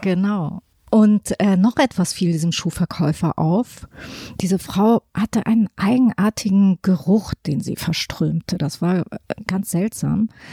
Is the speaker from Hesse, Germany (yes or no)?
yes; Hesse, Germany; aus Hessen, wo ich her bin